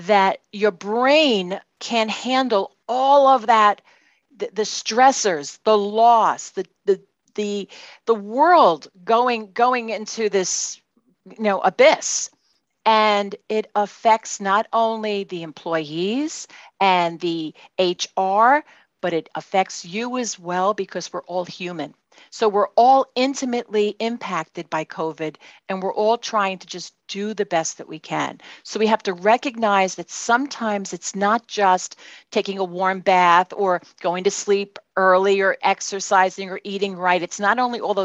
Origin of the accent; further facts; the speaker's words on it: New York City, New York, United States; accent: Brooklyn; now in Kendall Park, United States; I'm in Kendall Park, New Jersey, but you can tell from my accent that I'm from Brooklyn, New York